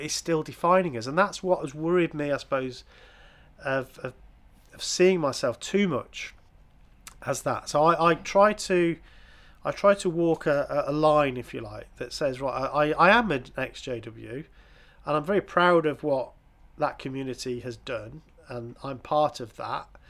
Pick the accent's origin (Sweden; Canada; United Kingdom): United Kingdom; England; I'm an English person